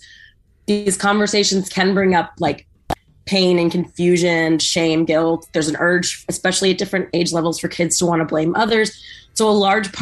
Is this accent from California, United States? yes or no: yes; San Diego, California, United States; I grew up in San Diego, where a huge majority of the kids at our school were Hispanic, because we're right next to the border with Mexico